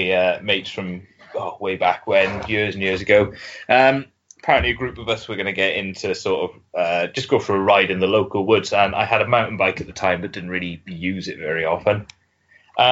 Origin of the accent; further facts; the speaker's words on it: Swansea, Wales, United Kingdom; I grew up in Swansea, so I'm not too far from there now